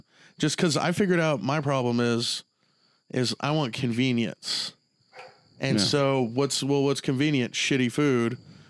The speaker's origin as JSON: {"language": "English", "region": "Texas", "country": "United States", "said": "It'd be cool just like, that would mean a lot to me as a Texan."}